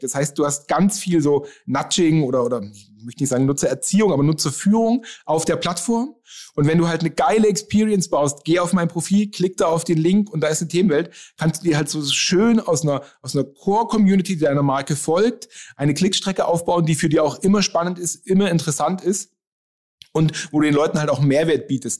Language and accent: German; Nuremberg, Bavaria, Germany; ich komme aus Nürnberg